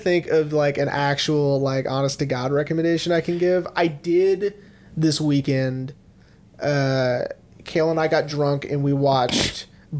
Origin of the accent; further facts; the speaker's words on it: Texas, United States; we're from Texas